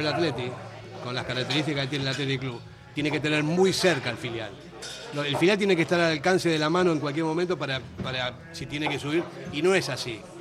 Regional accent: Argentina; yo como argentino que soy

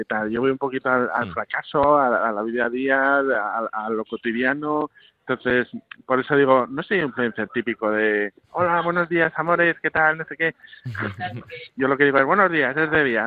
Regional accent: Asturias, Spain; yo soy norteño, soy de Asturias

